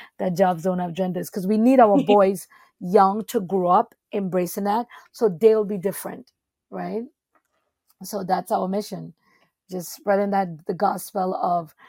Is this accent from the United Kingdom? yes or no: no; Trinidad & Tobago; now in New York City, United States; where I'm from Trinidad and Tobago